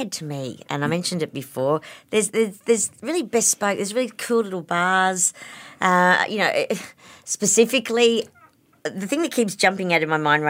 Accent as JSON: {"language": "English", "town": "Campbelltown", "region": "New South Wales", "country": "Australia", "lives_now": "Kirribilli, Australia", "said": "I did my HSC in 87. I moved from Campbelltown to Kirribilli, so we went from one extreme to the other."}